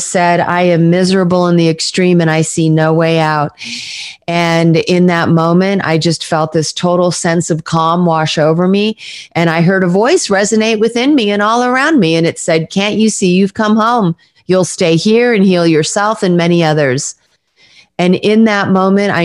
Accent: Southern California, United States; moved away as an adult; also born or lived in Mount Shasta, California / East Coast, United States; I was born in Northern California in Mount Shasta, but grew up in Southern California

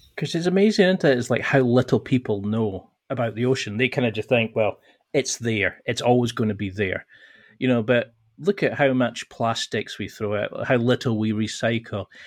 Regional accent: the Highlands, Scotland, United Kingdom; I'm originally from the Highlands in Scotland

